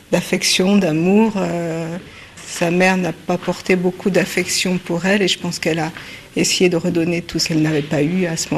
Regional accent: Guadeloupe, France; moi, je suis originaire de la Guadeloupe.

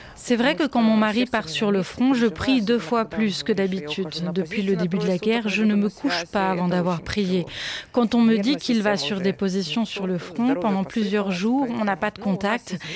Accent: Zaporizhzhia, Zaporizhzhia Oblast, Ukraine; first language Russian; nous sommes de Zaporizhzhia

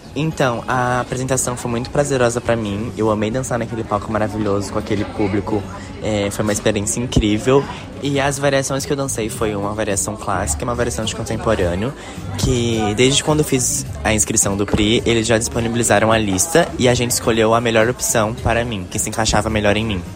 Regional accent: Matão, São Paulo, Brazil; now in Goiânia, Brazil; em Matão, no interior de São Paulo. Eu comecei lá com 11 anos.

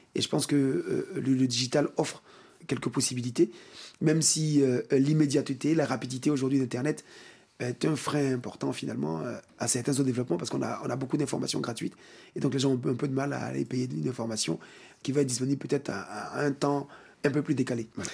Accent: Côte d’Ivoire; chez nous, en Côte d'Ivoire et en Afrique

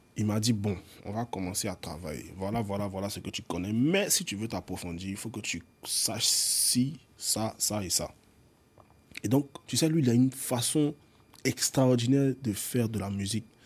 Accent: Abidjan, Côte d’Ivoire; Je nais à Abidjan

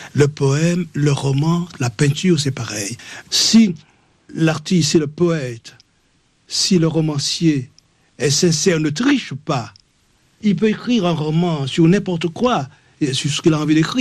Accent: Martinique; also born or lived in Fort-de-France; mon village natal. Moi, je suis de l'intérieur, je suis du petit bourg

